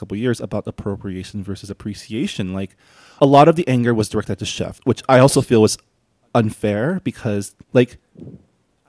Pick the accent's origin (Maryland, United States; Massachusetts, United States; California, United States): California, United States; San Gabriel; I grew up in San Gabriel